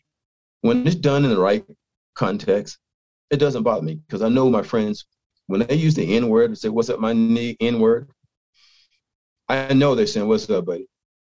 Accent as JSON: {"language": "English", "region": "East Coast", "country": "United States", "tie": "born or raised there", "moved": "yes", "lives_now": "Utah, United States", "said": "I'm from the East Coast. I grew up in an area of my state that was highly populated with the Ku Klux Klan."}